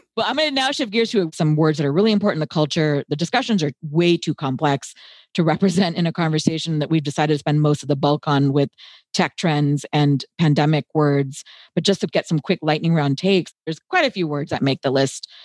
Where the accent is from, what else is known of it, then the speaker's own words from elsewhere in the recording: United States; I was born and raised in the United States